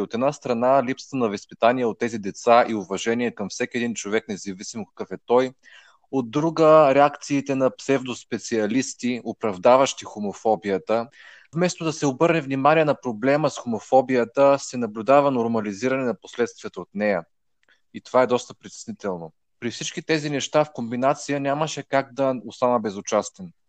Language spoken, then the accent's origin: Bulgarian; Kardzhali, Kardzhali Province, Bulgaria; now in Plovdiv, Bulgaria; Към момента живея в Пловдив, родом съм от Кърджали